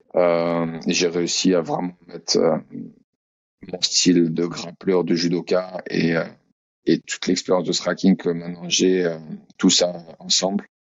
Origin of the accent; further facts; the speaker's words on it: France; moved away as an adult; also born or lived in Australia; now in Auckland, New Zealand; Et je suis français, bien sûr.